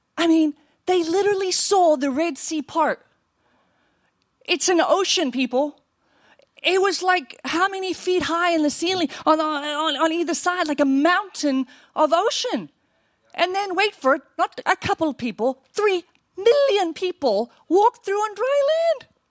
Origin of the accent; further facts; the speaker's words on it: South Africa; now in United States; we grew up in South Africa